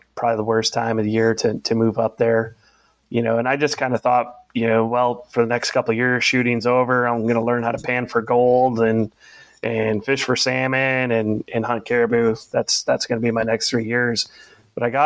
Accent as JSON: {"language": "English", "region": "Minnesota", "country": "United States", "tie": "born or raised there", "also_born_or_lived": "Alaska / Oklahoma", "moved": "as an adult", "said": "I had colder winters, you know, growing up in Minnesota"}